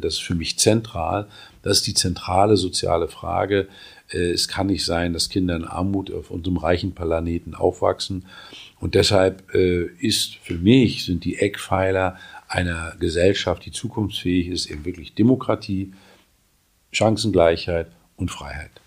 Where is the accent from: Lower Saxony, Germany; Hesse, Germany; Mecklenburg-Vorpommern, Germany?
Mecklenburg-Vorpommern, Germany; In meinem Heimatland Mecklenburg-Vorpommern